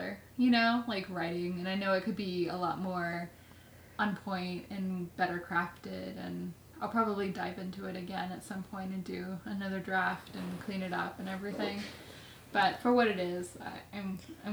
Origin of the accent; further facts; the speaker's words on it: Midwest, United States; I grew up in the Midwest